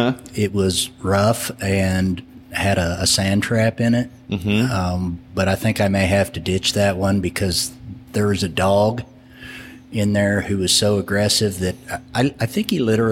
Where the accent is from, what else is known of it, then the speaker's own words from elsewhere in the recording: Illinois, United States; moved away as an adult; now in Norman, United States; No, I'm originally from Illinois. I've lived in Oklahoma for 17 years.